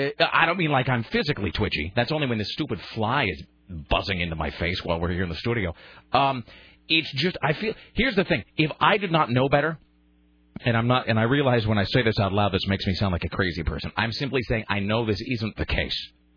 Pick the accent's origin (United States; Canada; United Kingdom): United States; Pacific Northwest; now in Portland, United States; I mean, I grew up in the Northwest. I spent most of my life here.